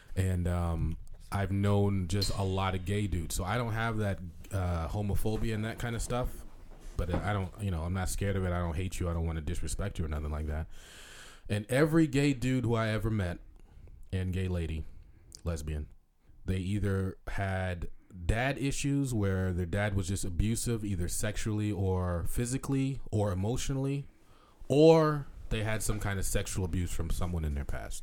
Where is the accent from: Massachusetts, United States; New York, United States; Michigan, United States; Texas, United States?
Massachusetts, United States; Boston; We are all from Boston, Massachusetts